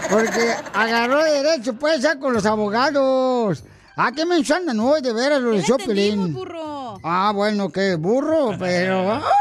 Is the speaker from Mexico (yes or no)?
yes; Hidalgo, Mexico; now in United States; Porque aquí venimos de Hidalgo